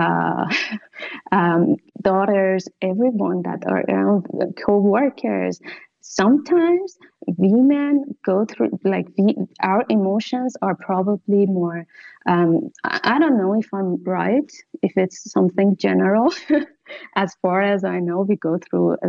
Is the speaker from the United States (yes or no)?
no; Iran; moved away as an adult; now in Italy; as a woman that I grew up in Iran